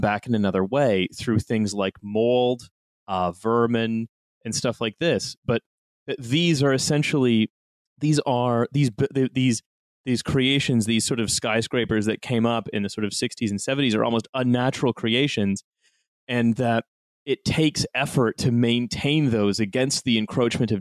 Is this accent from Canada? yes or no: yes; Canada; moved away as an adult; now in United Kingdom; I've lived here for the last 10 years and I'm simply a Canadian abroad